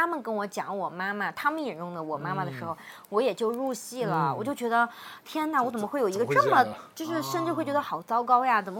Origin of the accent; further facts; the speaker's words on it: Xinxiang, Henan, China; now in Guiyang, China; 尤其是后面我们又从河南新乡搬到贵州贵阳了之后呢